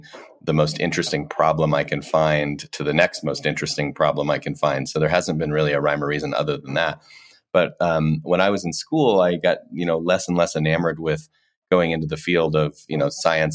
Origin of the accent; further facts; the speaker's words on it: Colorado, United States; moved away; also born or lived in Ohio / St. Louis, Missouri; So I was born in Ohio, did a tour of duty in St. Louis, Missouri, and then grew up for the most part in Colorado